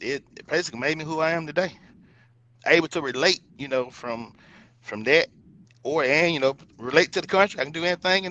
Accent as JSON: {"language": "English", "town": "Coldwater", "country": "United States", "tie": "born or raised there", "said": "I was raised in Coldwater, but yet I spent just as much time in the country as well"}